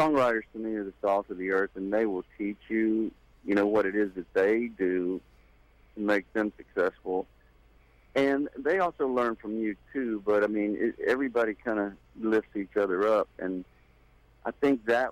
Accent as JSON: {"language": "English", "area": "Gulf Coast", "region": "Mississippi", "country": "United States", "tie": "born or raised there", "also_born_or_lived": "Nashville, Tennessee", "moved": "as an adult", "said": "I grew up on the Gulf Coast down in Mississippi."}